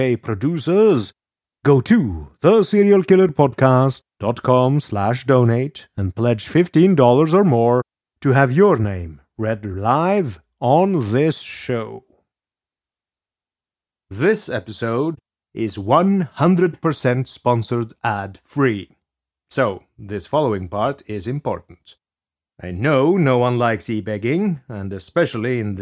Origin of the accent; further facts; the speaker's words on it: Norway; English is a second language; also born or lived in Scotland; But I am not American. I am a Norwegian who studied in Scotland, so my accent is a bit unusual